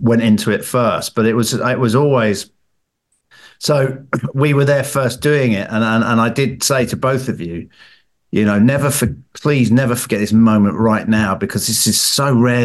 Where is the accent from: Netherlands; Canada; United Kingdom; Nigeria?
United Kingdom; England; as an Englishman with my English brother